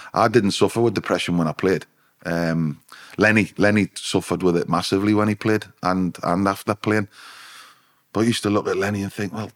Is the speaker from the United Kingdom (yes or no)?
yes; Newcastle upon Tyne, North East England, United Kingdom; my hometown club, you know, the club I loved